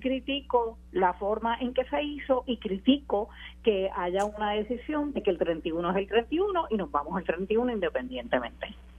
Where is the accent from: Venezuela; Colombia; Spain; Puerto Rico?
Puerto Rico; como puertorriqueña